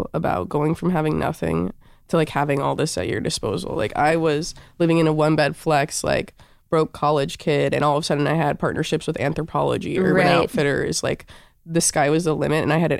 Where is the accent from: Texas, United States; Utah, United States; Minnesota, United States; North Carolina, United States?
North Carolina, United States; Chapel Hill; moved away as an adult; also born or lived in New York City; now in Topanga, United States; I grew up in North Carolina.